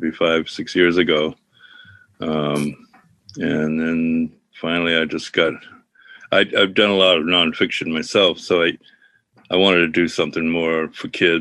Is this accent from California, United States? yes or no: no; Ogunquit, Maine, United States; I grew up in Perkins Cove, Southern Maine, Nagunkwit